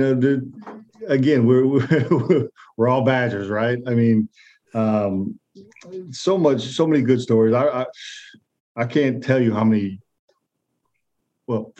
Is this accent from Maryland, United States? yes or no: no; Michigan, United States; moved away as an adult; also born or lived in Wisconsin; I grew up in Michigan